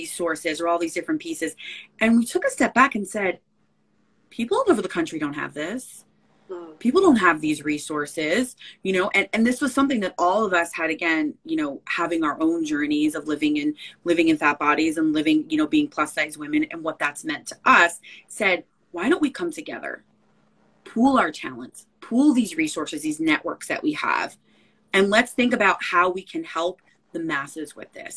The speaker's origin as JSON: {"language": "English", "town": "Belleville", "region": "New Jersey", "country": "United States", "tie": "born or raised there", "moved": "as an adult", "lives_now": "Brooklyn, United States", "said": "I grew up in Belleville, New Jersey, North Newark, so Essex County, so northern New Jersey."}